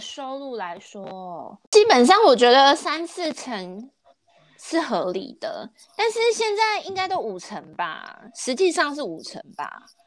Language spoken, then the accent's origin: Chinese; Taiwan; 我们台湾人都是注，比较注重实用性